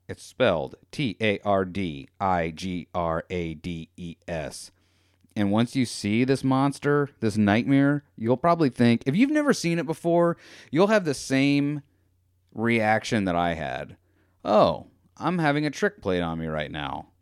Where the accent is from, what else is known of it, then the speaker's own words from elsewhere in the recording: United States; I'm American